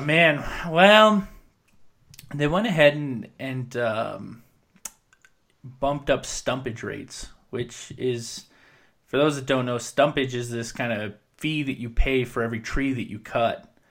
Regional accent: Williams Lake, British Columbia, Canada; moved away; I come from Williams Lake, which is very reliant on the logging industry

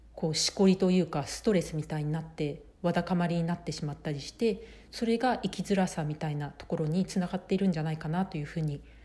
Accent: Japan; moved away as an adult; now in United States; 私は生まれ育ち日本なので日本でずっと、まあ、生活をしてきて

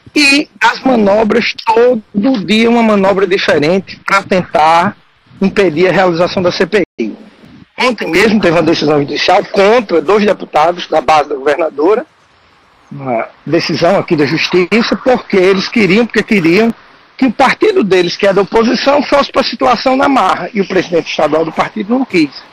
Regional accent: Northeast Region, Brazil; como nordestino, em especial nordestino do interior

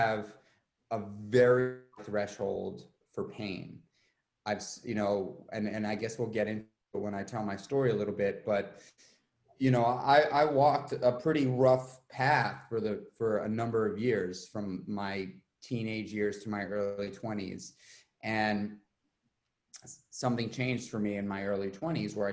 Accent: New York City, New York, United States; moved away as an adult; now in Ghent, United States; I grew up in New York City

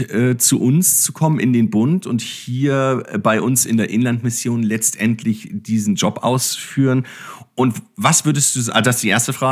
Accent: Hamburg, Germany; born there; Ich komme aus Hamburg gebürtig und habe Freunde in der Gemeinde gehabt, die Radsport gemacht haben.

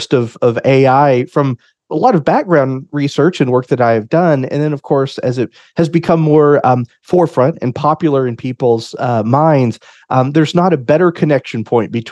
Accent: Oklahoma City, Oklahoma, United States; I am from the Oklahoma City area and live here with my family.

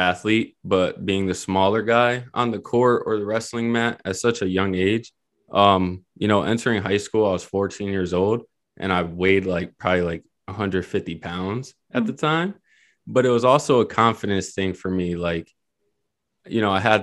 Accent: Springfield, Massachusetts, United States; I'm from Springfield, Mass

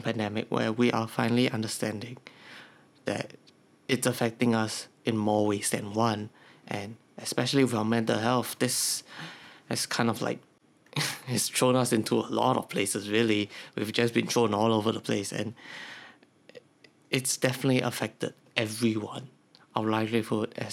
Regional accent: Singapore; I'm from Singapore

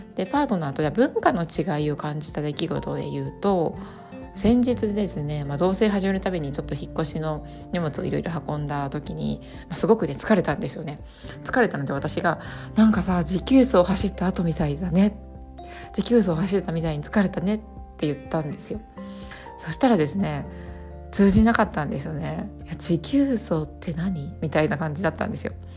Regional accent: Japan; first language Japanese; 母国語が同じ日本人同士でも

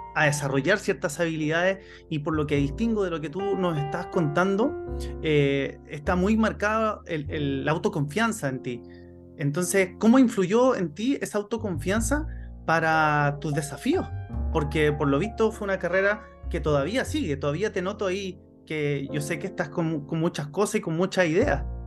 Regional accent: Chile; Chile porque es el país de donde yo soy

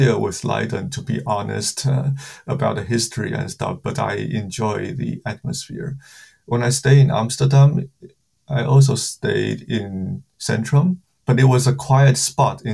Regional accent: Kaohsiung, Taiwan; moved away as an adult; now in Netherlands; I was born in Kaohsiung, Taiwan. It's like a harbor city in Taiwan. And I was educated in Taiwan, I think, until I was 23

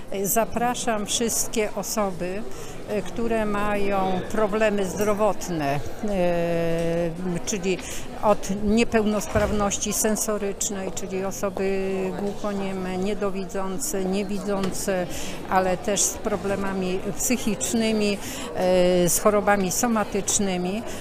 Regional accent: Wrocław, Lower Silesian Voivodeship, Poland; jestem wrocławianką.

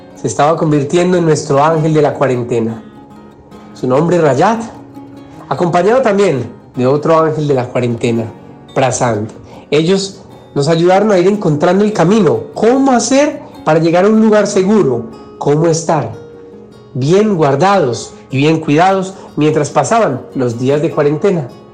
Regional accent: Medellín, Antioquia, Colombia; Medellín, de donde soy, de un pueblito, un corregimiento llamado San Antonio de Prado

